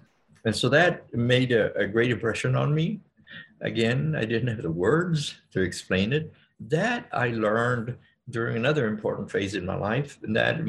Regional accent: Texas border, United States; I was born and grew up within a working class Mexican family on the border. My family on both sides, my paternal and maternal sides, date their ancestry back to the 1700s on the border.

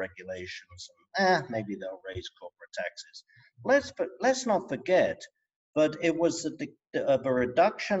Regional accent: England, United Kingdom; moved away; I'm English.

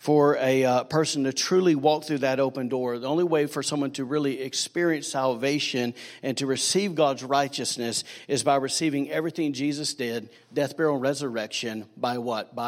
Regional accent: Alabama, United States; now in Rockport, United States; I'm from Manpodunk, Redneck, Alabama

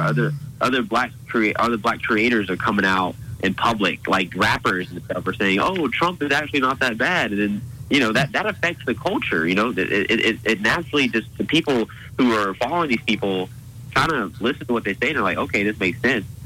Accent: Auburn, Alabama, United States; born and raised Auburn, Alabama

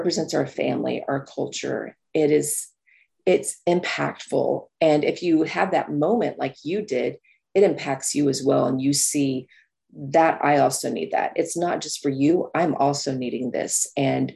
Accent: New Mexico, United States; I grew up in New Mexico

